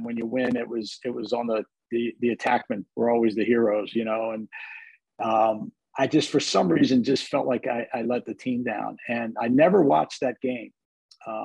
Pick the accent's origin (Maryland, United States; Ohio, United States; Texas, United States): Maryland, United States; Southern Anne Arundel County; I grew up in Southern Anne Arundel County and went to a public school, Southern of Harwood.